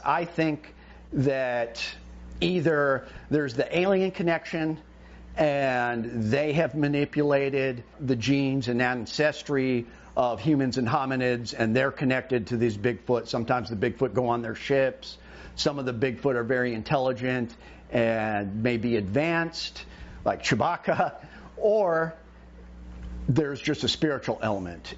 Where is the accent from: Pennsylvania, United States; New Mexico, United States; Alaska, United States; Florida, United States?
Alaska, United States; Homer; my hometown in Homer, Kachemak Bay